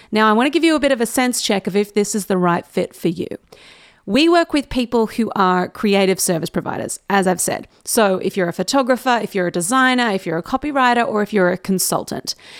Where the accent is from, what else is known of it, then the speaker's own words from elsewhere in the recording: Newcastle, New South Wales, Australia; moved away as an adult; now in Sydney, Australia; Newcastle is where I've lived my whole life